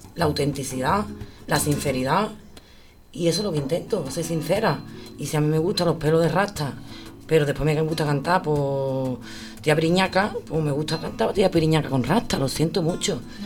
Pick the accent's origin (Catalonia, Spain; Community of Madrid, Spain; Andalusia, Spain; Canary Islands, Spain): Andalusia, Spain; Sanlúcar de Barrameda; yo soy de San Lucas